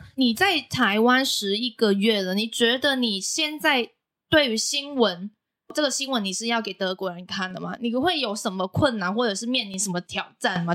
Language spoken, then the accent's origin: Chinese; Macau; now in Taiwan; 我是来自澳门的